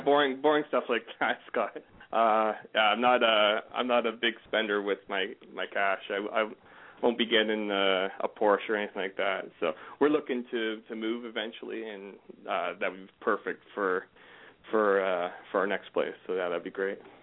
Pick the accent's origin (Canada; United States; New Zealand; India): Canada; I'm a Canadian